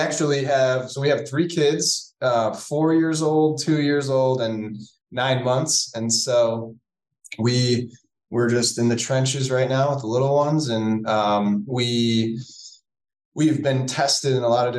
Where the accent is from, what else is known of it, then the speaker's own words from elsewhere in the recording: Cleveland, Ohio, United States; I'm from Cleveland, Ohio. My wife and I were both born and raised here